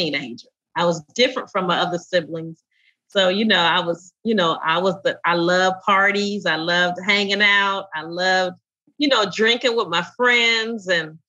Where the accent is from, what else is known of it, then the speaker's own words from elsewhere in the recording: Indianapolis, Indiana, United States; the little girl growing up in Indianapolis